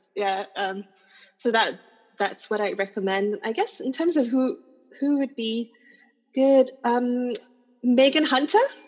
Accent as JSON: {"language": "English", "country": "Singapore", "said": "as a Singaporean writer"}